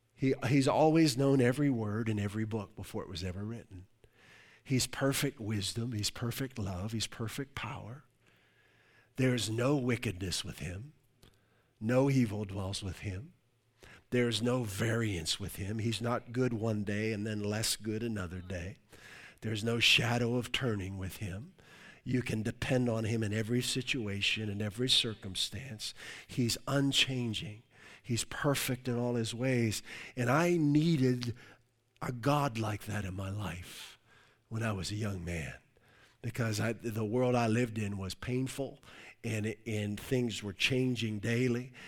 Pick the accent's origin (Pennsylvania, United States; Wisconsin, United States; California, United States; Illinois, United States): Pennsylvania, United States; Pittsburgh; moved away as an adult; also born or lived in Ohio / Virginia / Europe / Newport, Rhode Island; I'm originally from the Pittsburgh area